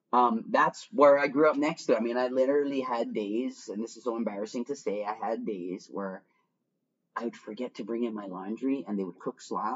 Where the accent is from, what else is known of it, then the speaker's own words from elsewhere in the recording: Miami, Florida, United States; There was more of us there. I come from Miami.